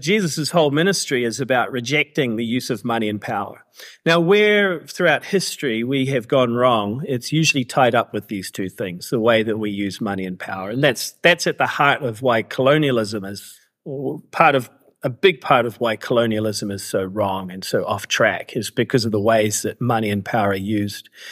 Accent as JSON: {"language": "English", "country": "New Zealand", "tie": "born or raised there", "also_born_or_lived": "Canada / Vancouver", "moved": "as an adult", "lives_now": "Cambodia", "said": "I was actually born in Canada to immigrant parents, but grew up in New Zealand. So that's, that explains my accent."}